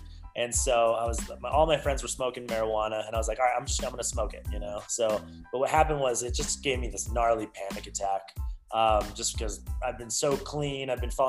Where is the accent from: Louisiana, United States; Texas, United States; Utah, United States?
Utah, United States; also born or lived in Canada / California; And so I come back to Utah, my hometown